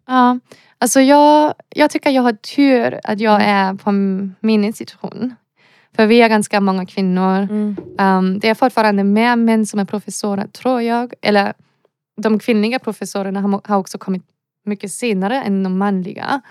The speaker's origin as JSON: {"language": "Swedish", "country": "Germany", "also_born_or_lived": "Lund, Sweden", "second_language": "Swedish", "moved": "as an adult", "lives_now": "Gothenburg, Sweden", "said": "Jag som en tysk person eller europeisk person"}